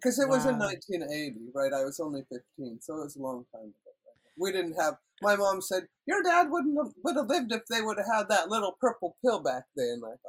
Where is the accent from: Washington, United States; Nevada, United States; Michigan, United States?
Washington, United States; moved away as an adult; now in Canada; Yeah, and it's good because I was born in the States, and so then I fell in love with Robert, and then I moved to Canada.